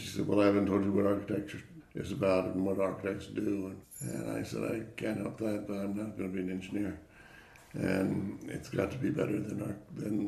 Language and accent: English; Indianapolis, Indiana, United States; I was born in Indianapolis, Indiana, to parents who were not in the field of architecture at all